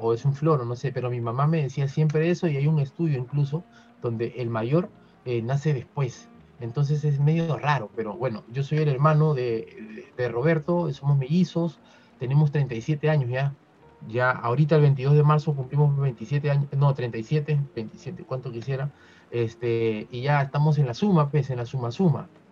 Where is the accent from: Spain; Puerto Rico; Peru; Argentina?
Peru; como peruano